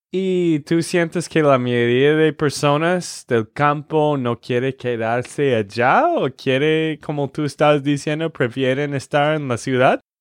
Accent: Texas, United States; de Texas, Estados Unidos

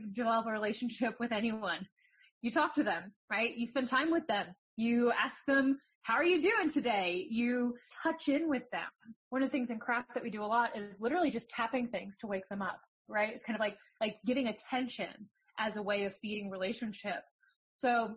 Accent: New Jersey, United States; moved away; I'm from New Jersey

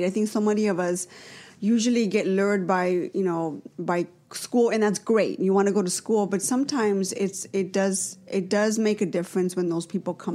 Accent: Los Angeles, California, United States; also born or lived in North Hollywood / Sun Valley; I'm a Valley girl, born and raised in the Valley. I actually grew up in Pacoima.

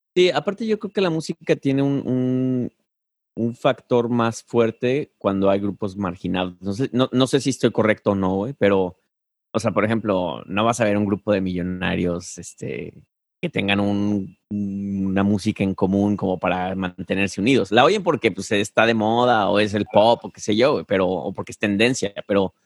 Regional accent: Mexico; moved away; como mexicano

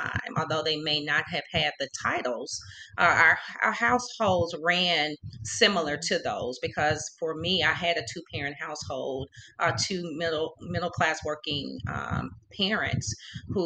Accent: Little Rock, Arkansas, United States; I grew up in Little Rock, Arkansas

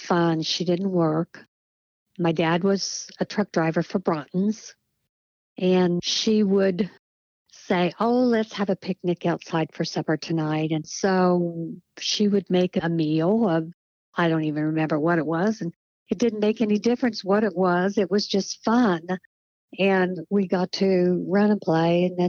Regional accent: Marietta, Ohio, United States; I was born and raised in Marietta, Ohio, out on State Route 26

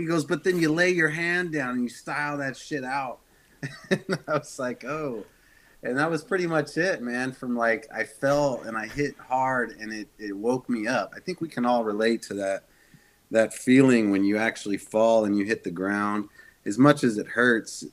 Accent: Sheridan, Wyoming, United States; I grew up in Wyoming, Sheridan, Wyoming.

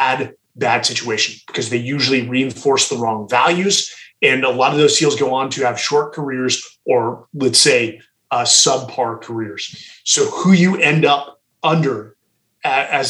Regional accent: Atherton, California, United States; We grew up in Atherton, California, which is one of the most affluent towns in America.

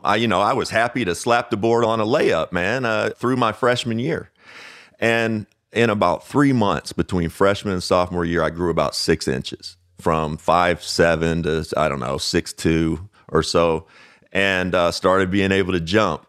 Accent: Owensboro, Kentucky, United States; Growing up in Owensboro, Kentucky, it's a town

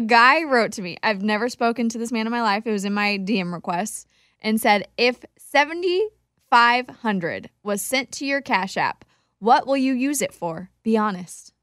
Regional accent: Wichita, Kansas, United States; a radio show in Wichita, my hometown

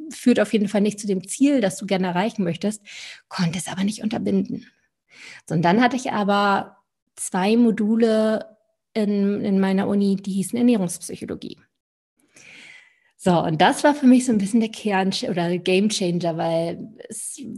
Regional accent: Lübeck, Schleswig-Holstein, Germany; also born or lived in Stuttgart; Also bin ich einmal vom ganz aus dem Norden, wo ich herkomme, von der Ostsee aus Lübeck komme ich

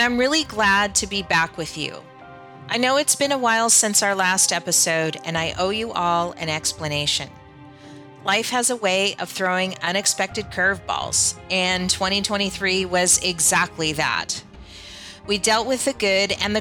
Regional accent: Lahaina, Hawaii, United States; my hometown of Lahaina

